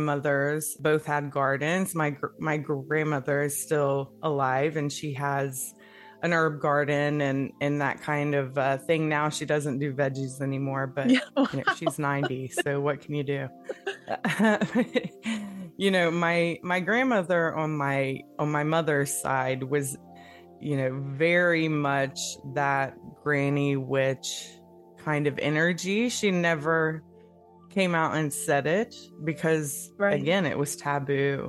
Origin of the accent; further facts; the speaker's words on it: Appalachia, United States; we're both from, you know, Appalachia, and that's really what you grow up with. But we, growing up in the Bible Belt